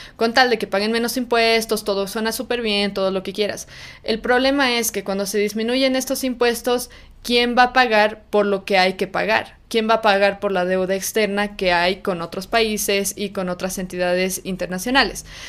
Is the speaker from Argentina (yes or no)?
no; Bolivia; en nuestro caso en Bolivia